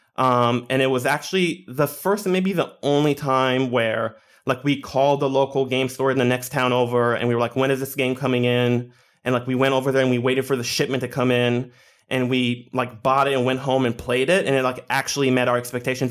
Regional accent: Israel; also born or lived in Scarsdale, New York, United States; I grew up in Israel, and there's, like, a very small nerd community

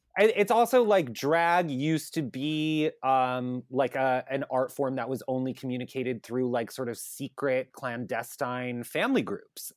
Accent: Long Island, New York, United States; I grew up on Long Island, um, and I grew up in the town that's, like, closest to the city

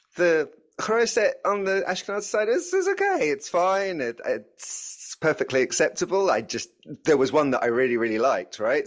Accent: London, United Kingdom; as a North Londoner

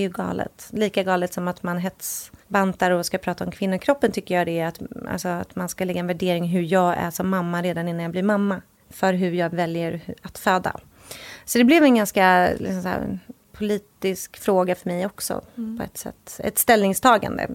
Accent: Sweden; moved away as an adult; now in Los Angeles, United States; vi hade ju inget boende i Sverige för vi bodde ju

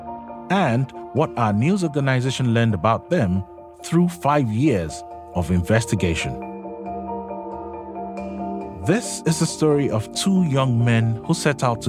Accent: Lagos, Nigeria; I was born in Nigeria. I grew up surrounded by NGOs

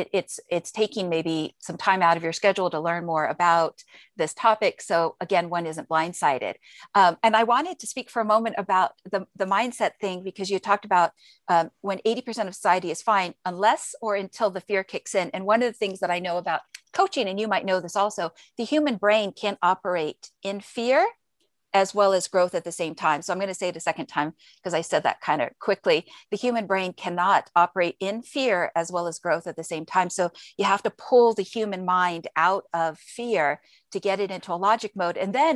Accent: Izmir, Turkey; I remembered when I was growing up in Izmir, Turkey, my father had served in the United States Air Force.

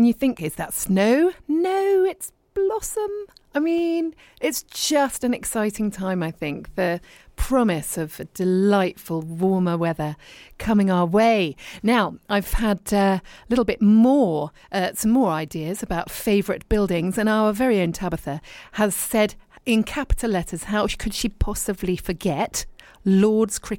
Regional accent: Dorset, South West England, United Kingdom; moved away as an adult; also born or lived in Richmond, London / London / abroad; now in East Sheen, United Kingdom; I was born in Richmond and then I moved to Dorset and I was brought up there

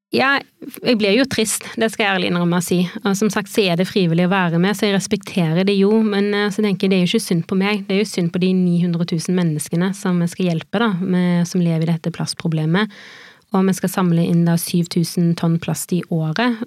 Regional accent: Haugesund, Rogaland, Norway; now in Oslo, Norway; jeg er oppvokst i Haugesund, ganske nærme sjøen

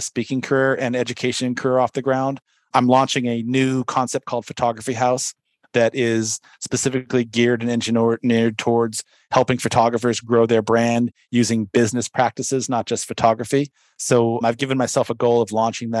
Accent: San Diego, California, United States; I grew up in San Diego

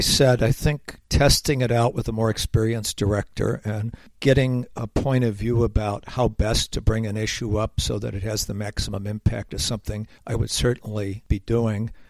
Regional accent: Rochester, New York, United States; moved away; I was recently up in my hometown of Rochester, New York

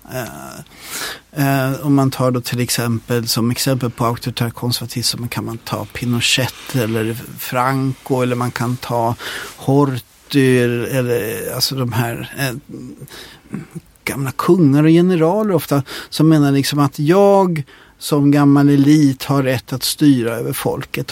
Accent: Sweden; jag är svensk

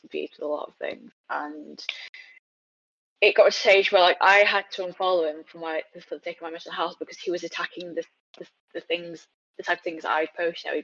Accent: China; forgetting that I am Chinese. You know, like the first time I spoke to him, and I said I was from China.

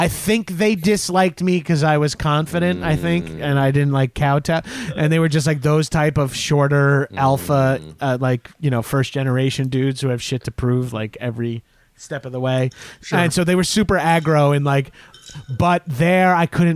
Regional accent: Long Island, New York, United States; also born or lived in Poughkeepsie, New York; I'm from Long Island

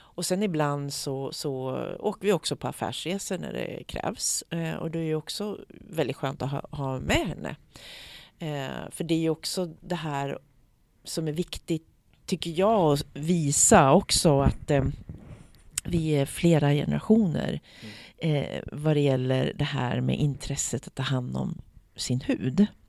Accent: Eskilstuna, Södermanland, Sweden; also born or lived in United States; min lilla sköra hud som kommer från Eskilstuna, Sweden

